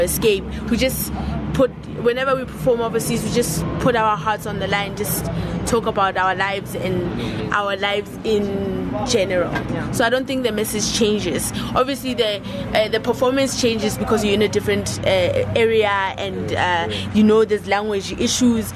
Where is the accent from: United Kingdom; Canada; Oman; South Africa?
South Africa; we are South African we are black